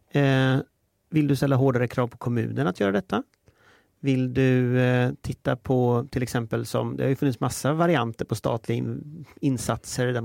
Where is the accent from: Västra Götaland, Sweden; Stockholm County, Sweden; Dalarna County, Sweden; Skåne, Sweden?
Västra Götaland, Sweden; Gothenburg; jag är från Göteborg, jag har inget emot det.